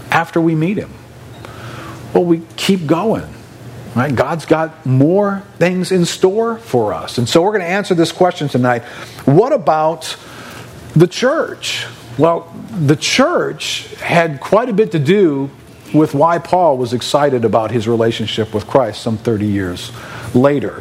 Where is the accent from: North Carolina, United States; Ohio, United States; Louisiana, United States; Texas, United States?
Louisiana, United States; New Orleans; I grew up in New Orleans and I grew up Catholic